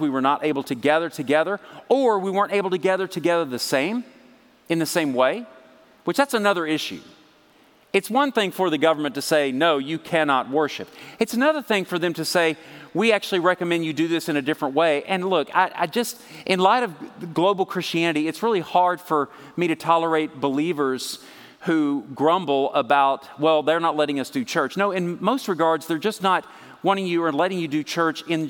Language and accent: English; Texas, United States; I'm from Texas